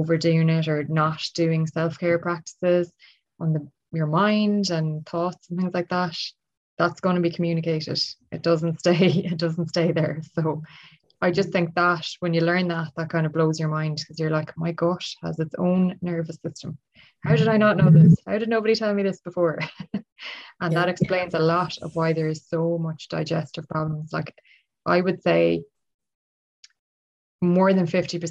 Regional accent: Ireland; I'm Irish

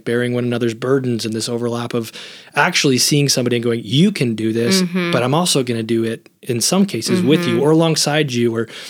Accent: United States; I grew up at the church, mm-hmm. and I grew up in America.

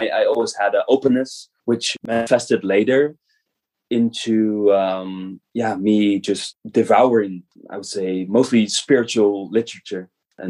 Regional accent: middle of the Netherlands, central Netherlands, Netherlands; born in the Netherlands 34 years ago. Wow, it's been a long time. I was born in the middle of the Netherlands, middle of the country. And my father was born himself in a family that you know goes back, traces back in the Netherlands and this area for centuries, many generations.

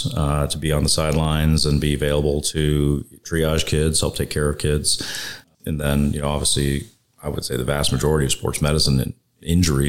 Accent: Dallas, Texas, United States; also born or lived in Washington, D.C.; I grew up in Dallas, went to medical school at UT Southwestern

